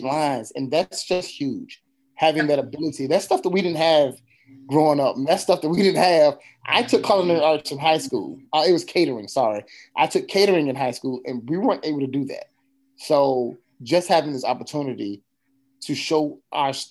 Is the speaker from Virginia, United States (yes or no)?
yes; Virginia, United States; moved away as an adult; now in New Bern, United States; I'm from Virginia. So living here is still fairly new to me